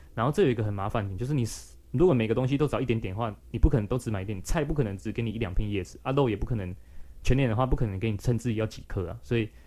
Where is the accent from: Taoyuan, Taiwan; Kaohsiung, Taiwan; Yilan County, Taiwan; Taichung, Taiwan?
Taichung, Taiwan; moved away as an adult; also born or lived in New Taipei; 但是我台中人的话，离那边其实不远，而且我们都是海线